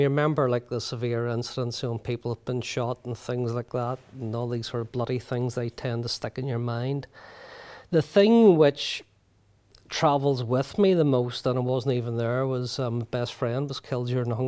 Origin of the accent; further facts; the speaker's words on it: Belfast, Northern Ireland, United Kingdom; growing up in Ballysillan, which where paramilitaries are very strong